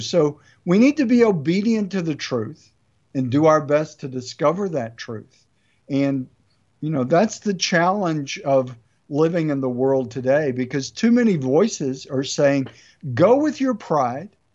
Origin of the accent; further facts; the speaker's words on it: United States; I love being an American